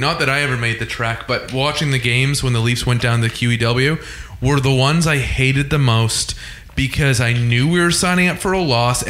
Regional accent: Buffalo, New York, United States; from Buffalo.

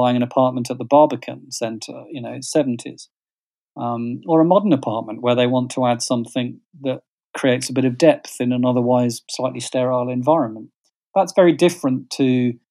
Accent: West Midlands, United Kingdom; moved away as an adult; also born or lived in Brighton; growing up in the Midlands

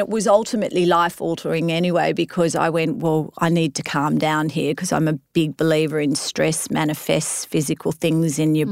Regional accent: Australia; moved away as an adult; now in United States; I was an Aussie transplanted into the US

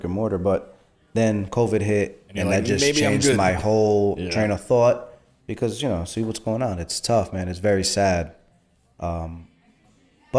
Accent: Port Chester, New York, United States; Just Port Chester. I'm just in Port Chester. I'm born and raised here, so I figured why not stay in my hometown

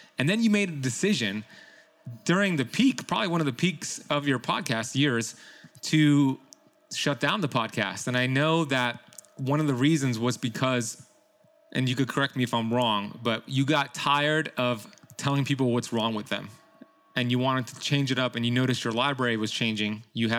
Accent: Miami, Florida, United States; He played for the Miami Dolphins, which I'm from Miami, so I remember him very.

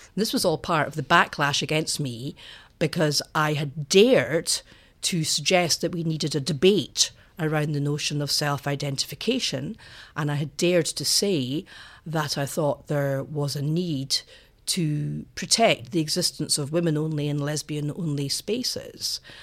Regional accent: Edinburgh, Scotland, United Kingdom; I went to a small girls' convent school on the south side of Edinburgh for my secondary

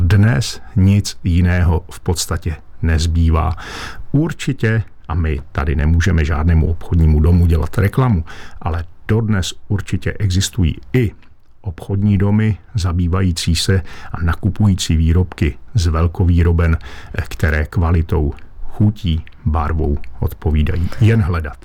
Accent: Lachia / Moravian Wallachia, Czechia; u nás na Lašsku a Valašsku, eh, případně eh, ve Slesku

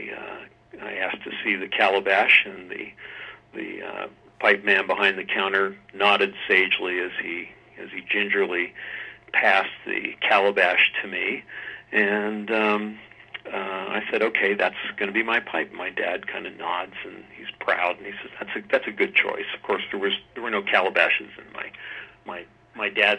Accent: Tacoma, Washington, United States; also born or lived in Philadelphia, Pennsylvania; I grew up in the early years in Philadelphia, and my father and family moved out west to the Tacoma, Washington area.

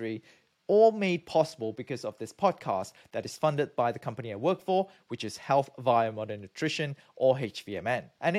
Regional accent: Malaysia; moved away; also born or lived in United Kingdom; I'm from Malaysia. I got my PhD from the UK

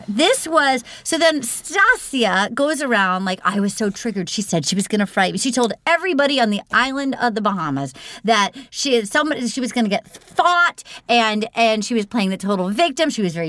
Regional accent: New England, United States; I mean, growing up in New England, if you were like, my feelings are hurt over people, it would be such

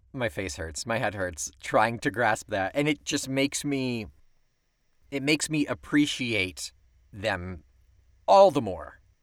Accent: Weedsport, New York, United States; My hometown of Weedsport, New York

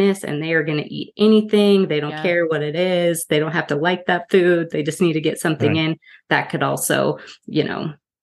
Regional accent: Utah, United States; I grew up here in Utah

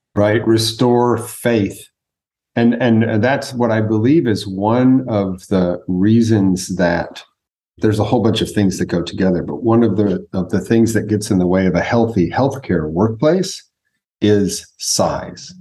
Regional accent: United States; first language English; Native American born, so I was born in America. English is my first language

